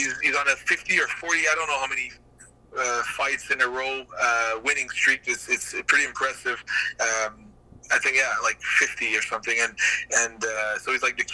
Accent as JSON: {"language": "English", "town": "Gatineau", "region": "Quebec", "country": "Canada", "said": "this little guy from Gatineau, small town in Canada"}